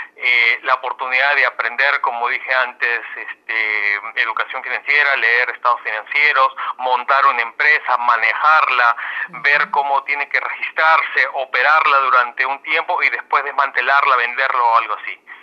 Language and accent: Spanish; Peru; moved away as an adult; now in United States; habiendo crecido en Perú en los años 80, años 90